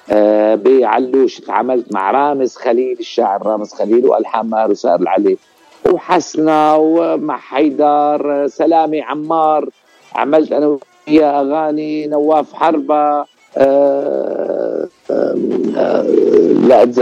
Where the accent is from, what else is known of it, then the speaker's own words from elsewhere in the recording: Ras al-Basit, Latakia Governorate, Syria; أنا أنا أنا ضيعتي الزيتوني ولكن بالب... يعني مشان تنعرف هي قرية اسمها رأس البسيط المنطقة منطقة رأس البسيط